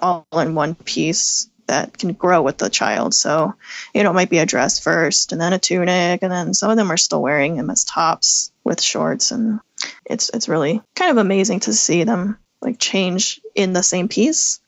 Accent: Midlothian, Virginia, United States; I grew up in Midlothian, Virginia, which is a suburb outside Richmond

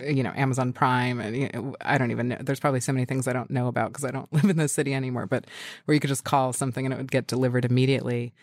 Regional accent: New York City, New York, United States; moved away as an adult; also born or lived in Westchester / Brooklyn; I was born in Manhattan. Um, I was born at Beth Israel Hospital.

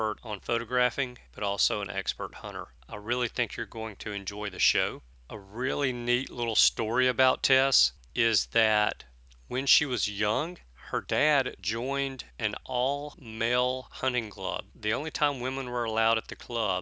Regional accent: the South, United States; me being born and raised in the South

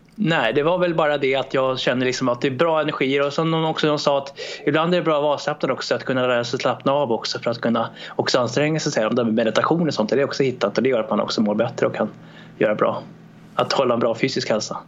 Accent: Sweden; also born or lived in Romania; Jag föddes i Rumänien 1991 och kom till Sverige 94

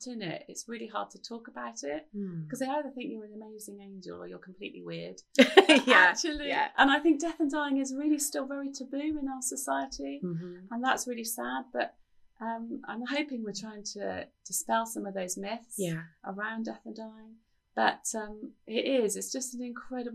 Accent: United Kingdom; as British people

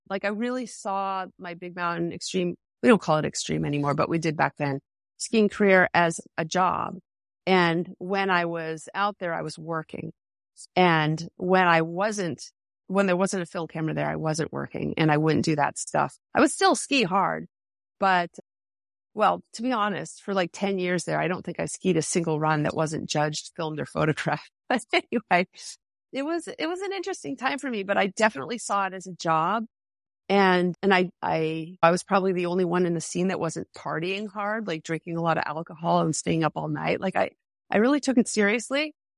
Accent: Henniker, New Hampshire, United States; I'm from Henniker, New Hampshire.

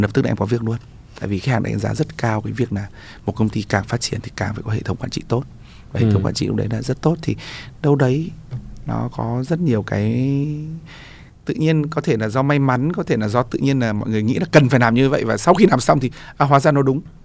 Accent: Vietnam; mình là người Việt Nam

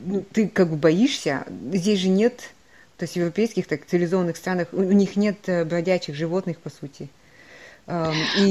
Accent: Kazakhstan; moved away; я такая холоднокровная казашка

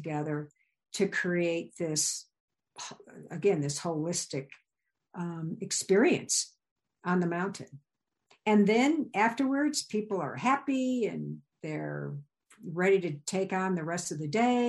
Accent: Illinois, United States; moved away as an adult; also born or lived in Virginia / Wyoming; I grew up in Illinois.

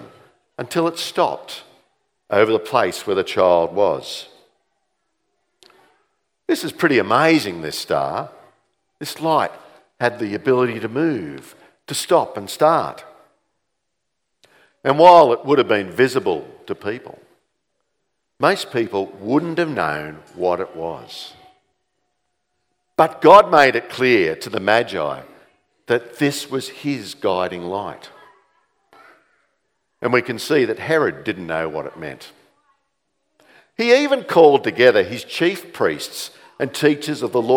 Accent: Campbelltown, New South Wales, Australia; moved away as an adult; also born or lived in Sydney; now in Dalby, Australia; growing up in Campbelltown, which was about the size of what Dalby is today, there was no light displays.

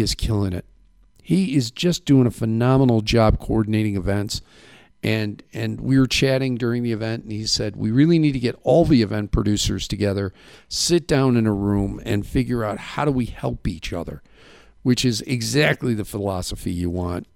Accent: Midwest, United States; now in Safford, United States; where I grew up in the Midwest

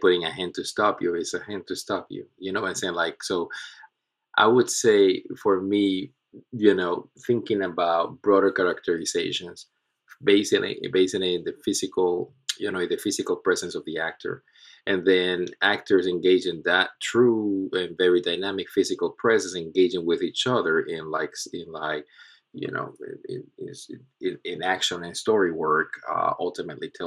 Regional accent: Puerto Rico; moved away; also born or lived in Charlotte; I am originally from Puerto Rico, born and raised in the island.

